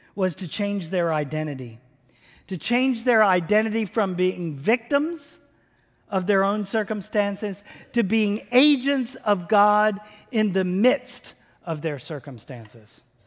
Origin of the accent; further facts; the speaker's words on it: around Philadelphia and New York, Northeast, United States; now in Tulsa, United States; I grew up in the Northeast. around big cities like Philadelphia and New York.